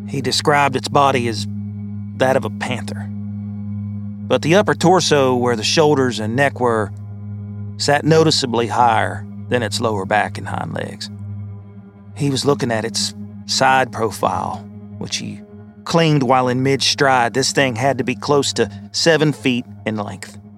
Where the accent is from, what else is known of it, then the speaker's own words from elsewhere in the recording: Kentucky, United States; Growing up in Kentucky, I've always heard tales of you know, Bigfoot or the Pope Lick Goat Man.